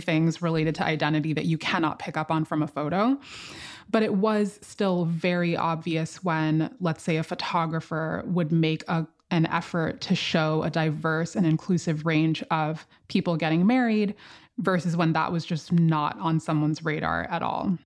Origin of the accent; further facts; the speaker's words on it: Miami, Florida, United States; now in Philadelphia, United States; Coming from Miami, where I grew up